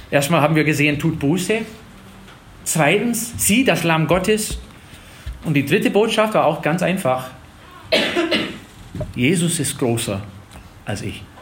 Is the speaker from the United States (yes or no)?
yes; Wisconsin, United States; in Tennessee sind die Gemeinden auch ein bisschen lebendiger als in Wisconsin, wo ich herkomme.